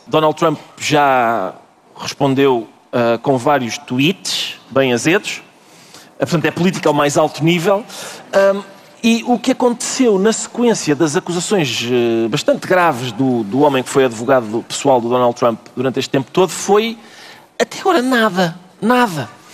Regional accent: Portugal; enquanto portugueses

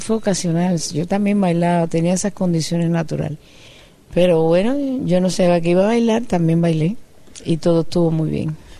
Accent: Cuba; yo soy cubana, caribeña

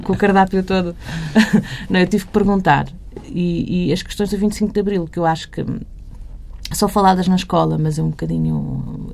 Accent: Barreiro, Lisbon, Portugal; cresci no Barreiro

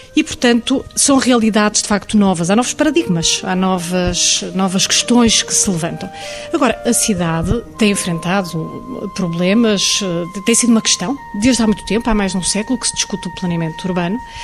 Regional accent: Portugal; o nosso país

